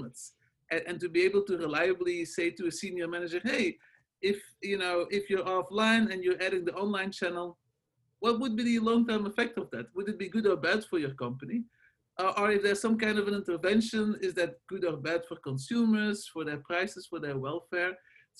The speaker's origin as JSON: {"language": "English", "country": "Belgium", "also_born_or_lived": "Los Angeles, United States", "second_language": "English", "moved": "as an adult", "lives_now": "United States", "said": "As you can hear from my accent and my name, I'm not originally from the States. I'm from Belgium, where I did the very classic training"}